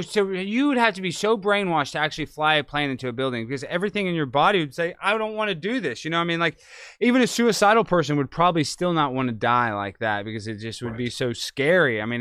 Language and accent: English; Dallas, Texas, United States